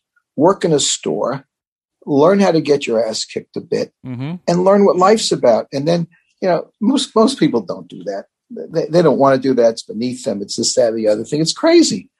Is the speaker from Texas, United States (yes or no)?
no; New York City, New York, United States; I grew up in the Bronx